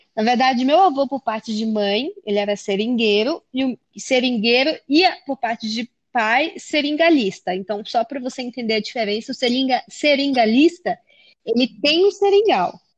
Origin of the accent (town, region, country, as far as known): Acre, Brazil; born or raised there; moved away as an adult; also born or lived in England; now in São Paulo, Brazil